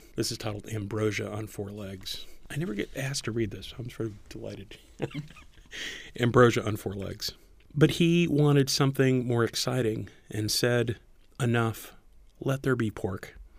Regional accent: Corpus Christi, Texas, United States; moved away as an adult; also born or lived in Raymondville, Texas; I was born and grew up in South Texas, a very small town, Raymondville, Texas, which is down in the valley, and then Corpus Christi, Texas, for most of my childhood

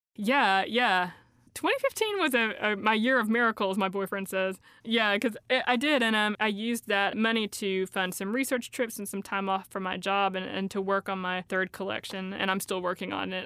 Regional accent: Elizabethton, Tennessee, United States; accent: Appalachian; a town called Elizabethton. When I was growing up there

